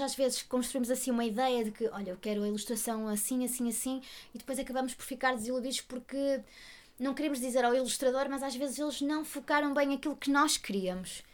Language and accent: Portuguese; Portugal; nós, enquanto portugueses